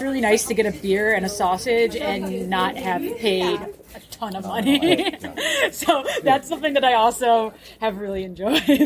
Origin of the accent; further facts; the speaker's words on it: United States; my perspective as an American